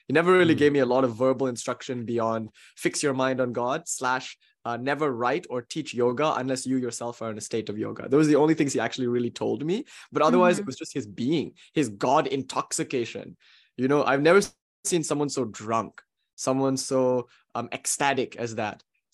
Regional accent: Malaysia; So I grew up in Malaysia.

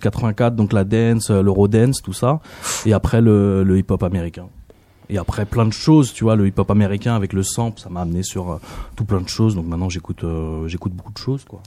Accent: France; je suis français. Je suis aussi d'origine vietnamienne

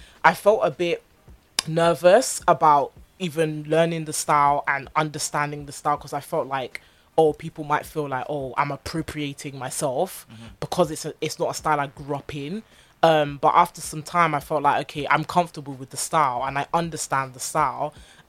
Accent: Nigeria; So, of course, I'm Nigerian and I'm doing a street style from SA.

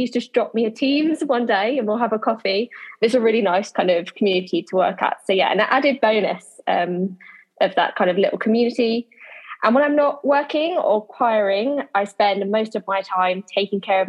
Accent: Watford, East of England, United Kingdom; moved away as an adult; also born or lived in Exeter, Devon / Putney, London; now in London, United Kingdom; I currently live in Putney, so, West London also, but I'm from Watford originally

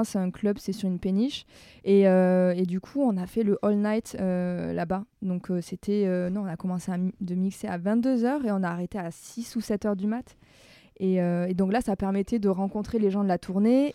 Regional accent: Toulouse, Occitania, France; moved away as an adult; now in Paris, France; que je viens de Toulouse

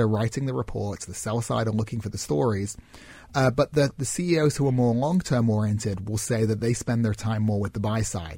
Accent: Manchester, North West England, United Kingdom; where I grew up in Manchester

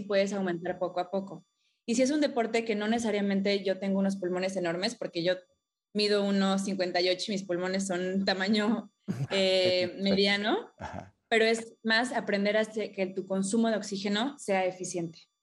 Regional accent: Playa del Carmen, Quintana Roo, Mexico; crecí en Playa del Carmen. Ah, desde Chiquita, para acá de Ciudad del Carmen, Campeche.

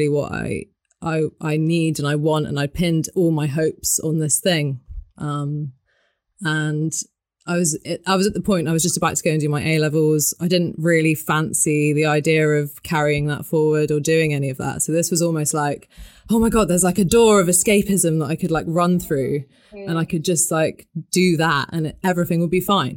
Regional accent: Devon, South West England, United Kingdom; I grew up in Devon

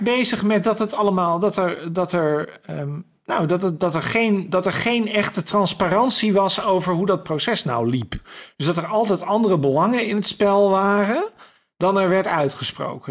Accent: Den Helder, North Holland, Netherlands; ik ben opgegroeid in Den Helder, een jaar lang met de trein naar Amsterdam gegaan

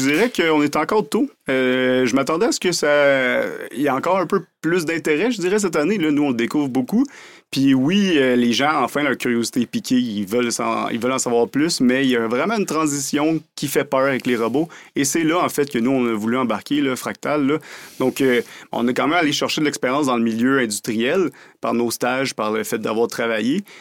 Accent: Drummondville, Quebec, Canada; also born or lived in Montreal / Sherbrooke; je suis né à Montréal, mais on va dire un gars de Drummondville, en fait. J'ai vécu ma vie à Drummondville

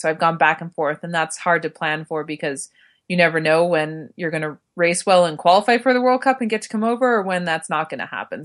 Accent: Park City, Utah, United States; I grew up in Park City, Utah

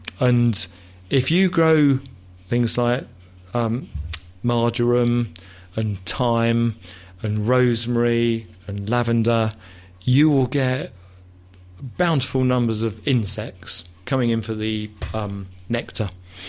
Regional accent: England, United Kingdom; I'm English very old-fashioned, people.

